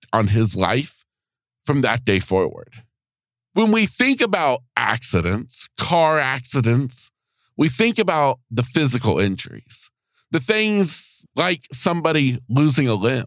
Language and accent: English; United States; right here in my hometown